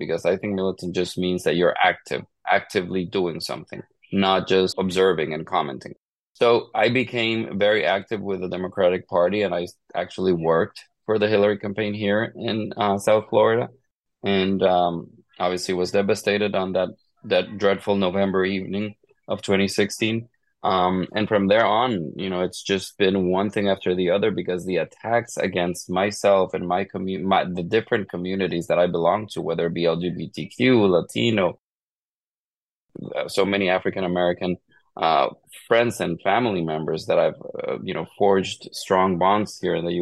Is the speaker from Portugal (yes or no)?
no; Honduras; moved away; growing up in Honduras, I grew up more part of a conservative